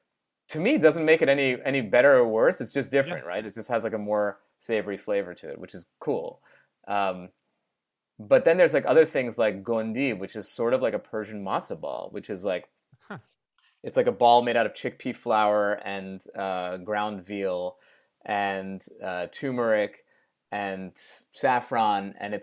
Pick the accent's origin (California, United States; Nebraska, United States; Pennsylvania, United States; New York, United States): New York, United States; Great Neck; I grew up in Great Neck, Long Island.